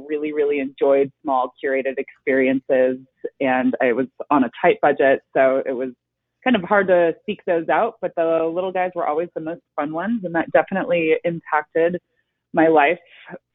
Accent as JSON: {"language": "English", "town": "Monterey", "region": "California", "country": "United States", "tie": "born or raised there", "said": "I grew up in Monterey, less than halfway between San Francisco and Los Angeles"}